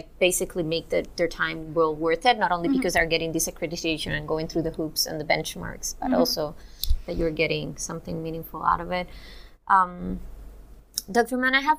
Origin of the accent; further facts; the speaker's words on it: Cuba; now in United States; when I moved from Cuba to here, basically I started in community college.